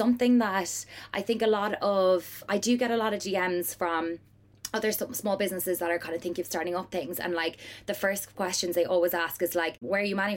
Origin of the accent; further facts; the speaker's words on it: Cork, Munster, Ireland; moved away as an adult; now in London, United Kingdom; I am originally from Cork and then came over to London for college.